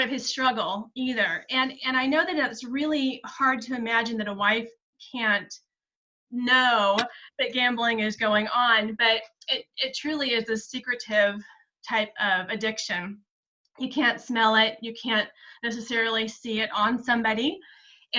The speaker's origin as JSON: {"language": "English", "region": "South Central Kansas", "country": "United States", "tie": "born or raised there", "moved": "as an adult", "lives_now": "Kansas City, United States", "said": "I grew up in South Central Kansas in a farming community"}